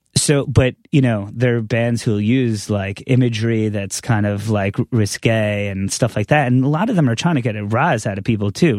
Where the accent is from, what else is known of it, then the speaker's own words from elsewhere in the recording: Long Island, New York, United States; growing up on Long Island